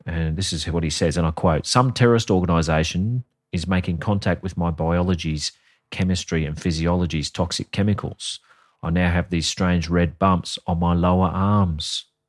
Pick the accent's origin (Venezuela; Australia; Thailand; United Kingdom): Australia; we're Australian. We're not American.